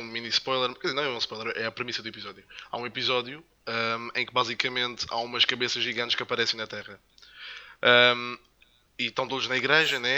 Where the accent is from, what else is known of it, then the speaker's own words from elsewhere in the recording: Madeira, Portugal; also born or lived in the Salesian school on the island; now in mainland Portugal; sou de Madeirense também